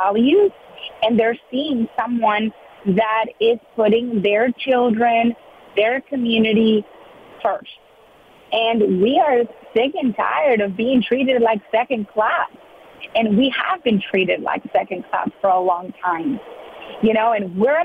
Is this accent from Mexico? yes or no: yes; Mexico; now in South Texas, United States; I was born in Mexico, raised with those values